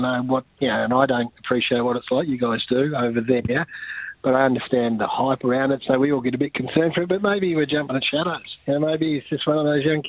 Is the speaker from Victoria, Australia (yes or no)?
yes; Kyabram, Victoria, Australia; my hometown, Kyabram, up in the Goulburn Valley